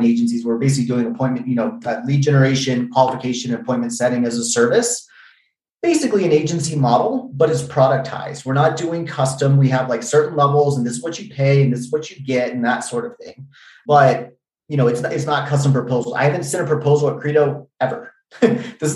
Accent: Virginia, United States; I'm from Virginia originally.

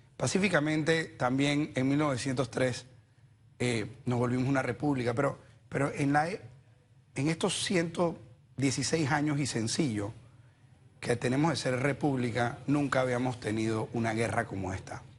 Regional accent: Panama; somos responsables los panameños

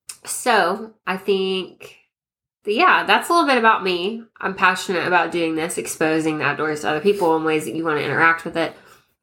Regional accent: Ouachita Mountains, Arkansas, United States; also born or lived in Ozarks foothills; I am from Arkansas. I grew up in Arkansas. I grew up in the Ouachita Mountains. Have since moved around to the Arkansas River Valley for a while. Have worked in a few different places. Ended up in East Arkansas for a bit.

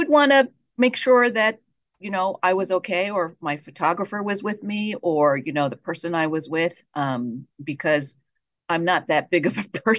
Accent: New Jersey, United States; accent: New Jersey; your English is so good. You don't speak with any kind of accent. And I'm thinking, well, I guess the New Jersey accent doesn't really come through.

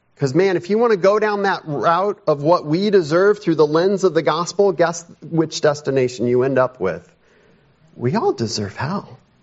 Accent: United States; as modern Christians, specifically as modern American Christians

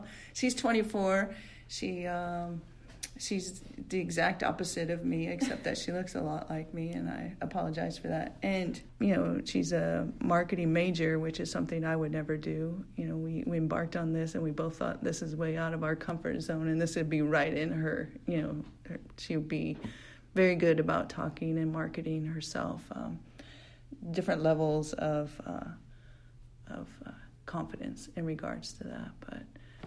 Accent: Gridley, California, United States; moved away as an adult; also born or lived in Phoenix, Arizona; I grew up in the kiwi capital of the United States in Gridley, California

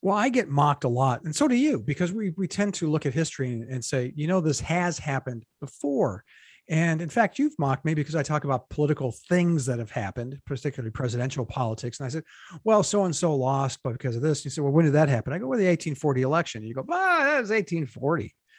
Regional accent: United States; as an American

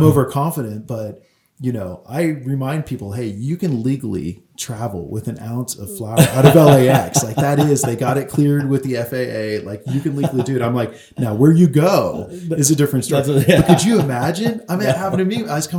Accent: California, United States; oh, I'm from California. That's a one-time thing.

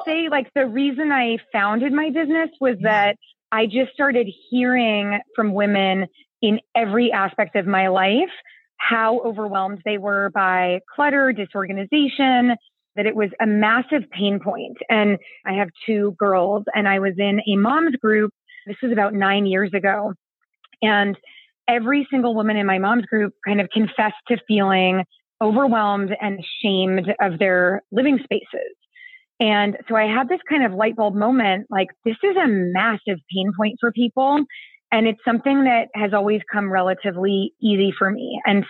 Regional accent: California, United States; I am from the San Francisco Bay Area, but I have lived all over the world. I've actually moved 25 times.

